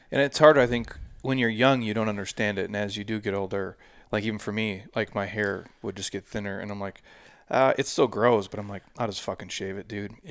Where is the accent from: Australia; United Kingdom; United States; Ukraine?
United States; Midwest; I'm, again, I'm from dude from the Midwest.